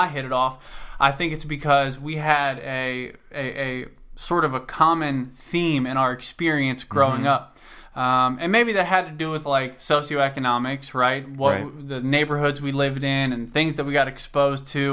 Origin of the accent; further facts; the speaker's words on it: Cincinnati, Ohio, United States; I'm from Cincinnati, Ohio